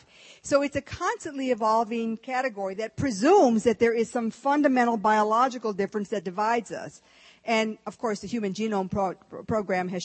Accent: Texas, United States; moved away; also born or lived in Michigan; I was born in Texas. Lone Star

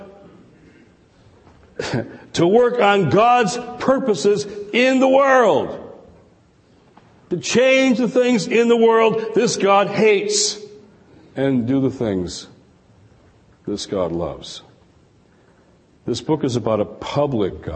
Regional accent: Detroit, Michigan, United States; Detroit, my hometown.

